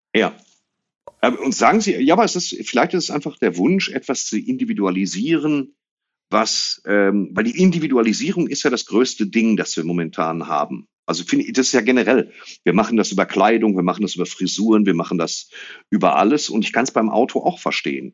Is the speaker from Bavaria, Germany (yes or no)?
no; Dortmund, North Rhine-Westphalia, Germany; now in Waltrop, Germany; ich bin in Ewing geboren worden, auf der Couch von meiner Oma